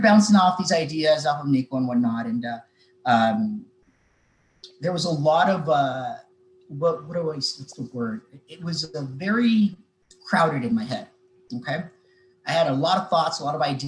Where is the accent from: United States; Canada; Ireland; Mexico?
Mexico; moved away; I grew up in Mexico